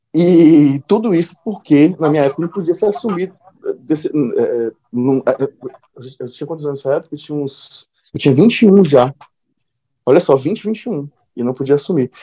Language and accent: Portuguese; Eunápolis, Bahia, Brazil; moved away; sou baiano e, e foi, vivi a maior parte da minha vida na Bahia